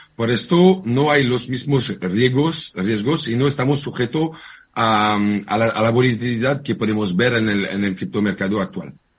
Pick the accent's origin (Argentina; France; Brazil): France; Spanish is a second language; moved away as an adult; now in Barcelona, Spain